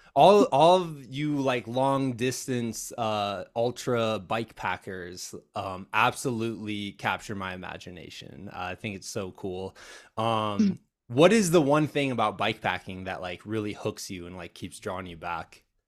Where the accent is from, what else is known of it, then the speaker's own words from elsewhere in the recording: Iowa, United States; moved away; I'm from Iowa originally